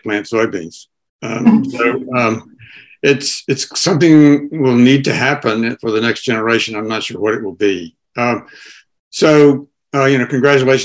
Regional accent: Tennessee, United States; now in St. Louis, United States; I grew up on a farm in Tennessee

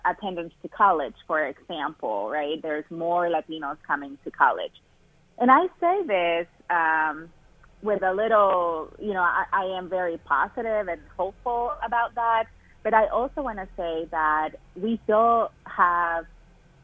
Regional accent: Matamoros, Tamaulipas, Mexico; English is a second language; moved away as an adult; also born or lived in California; now in Ohio, United States; I grew up in a town called Matamoros, Tamaulipas, which is a border town right across from Brownsville, Texas. So I grew up in Mexico

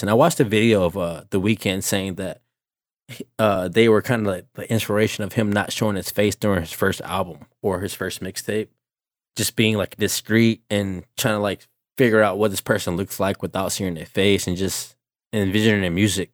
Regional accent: Savannah, Georgia, United States; I'm a kid from the Savannah, Georgia area

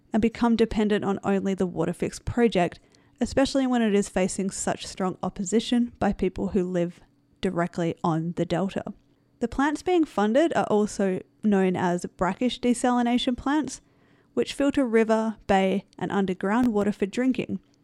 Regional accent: Australia; I am from Australia

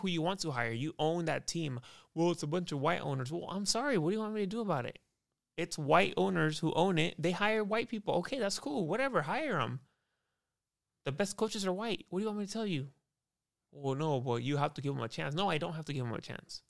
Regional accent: United States; I'm American, dude. I'm from America.

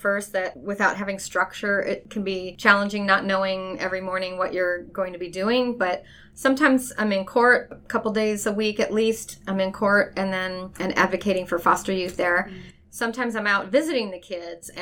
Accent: Cleveland, Ohio, United States; I grew up in Cleveland, Ohio

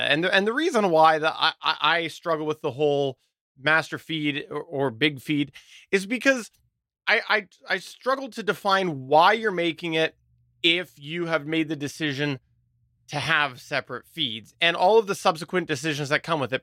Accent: Canada; accent: thick Canadian; my Canadian accent

